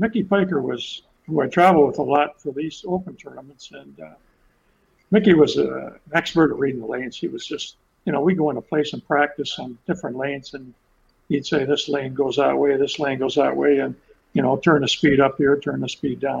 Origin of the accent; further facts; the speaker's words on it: Ontario, Canada; moved away as an adult; now in Nova Scotia, Canada; I'm from Ontario